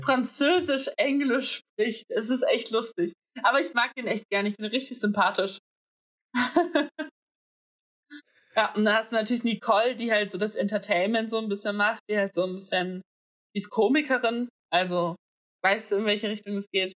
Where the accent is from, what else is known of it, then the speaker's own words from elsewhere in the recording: Greece; now in Berlin, Germany; ich bin Griechin